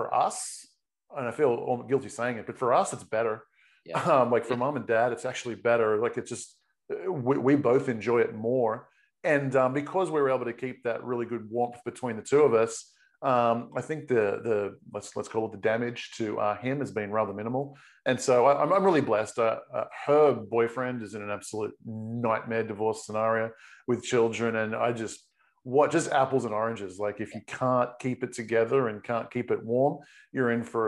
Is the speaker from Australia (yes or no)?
yes; Australia; moved away as an adult; also born or lived in Sydney / San Diego / Caribbean / Europe; now in United States; I'm originally Australian.